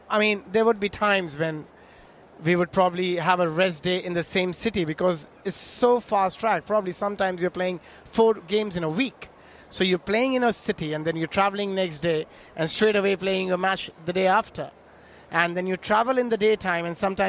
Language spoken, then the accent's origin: English; India; when we grew up in India playing under-16 cricket, I'm talking state level, county level, under-16